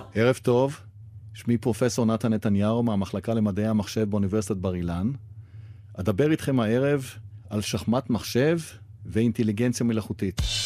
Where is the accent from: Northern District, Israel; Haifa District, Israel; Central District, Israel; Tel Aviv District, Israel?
Haifa District, Israel; Haifa; בעיר הולדתי חיפה